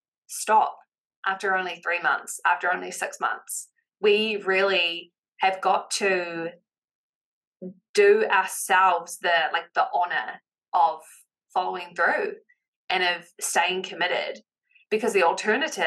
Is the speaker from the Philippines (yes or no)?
no; New Zealand; accent: Kiwi; my Kiwi accent